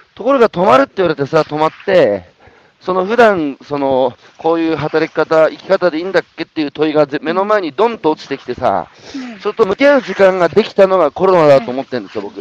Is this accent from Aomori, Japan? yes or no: no; Iwate, Japan; 僕、岩手ですけど、あの岩手のど田舎